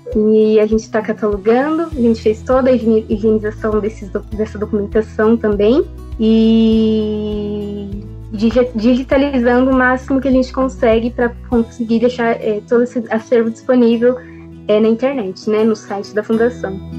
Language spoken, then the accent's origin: Portuguese; Jundiaí, São Paulo, Brazil; nasci em Jundiaí